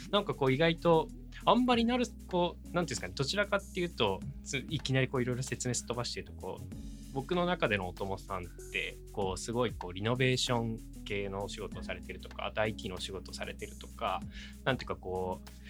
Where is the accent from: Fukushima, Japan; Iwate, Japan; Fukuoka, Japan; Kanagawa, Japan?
Iwate, Japan; Hanamaki; also born or lived in Tokyo; 岩手県花巻市で生まれ育ちまして、はい、まあ、大学まではずっと花巻に育ってます。